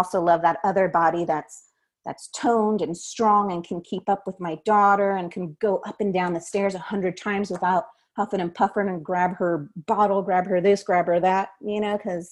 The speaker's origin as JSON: {"language": "English", "region": "Southern California", "country": "United States", "tie": "born or raised there", "said": "growing up in Southern California in the 90s"}